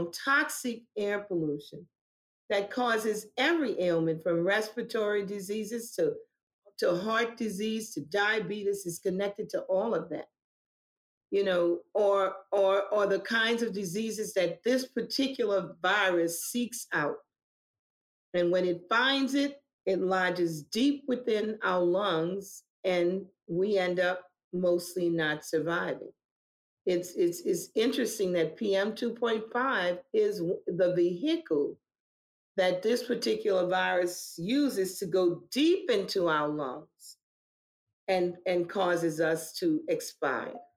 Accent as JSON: {"language": "English", "town": "New Orleans", "region": "Louisiana", "country": "United States", "tie": "born or raised there", "said": "I was born and raised in New Orleans, Louisiana, in the old Seventh Ward"}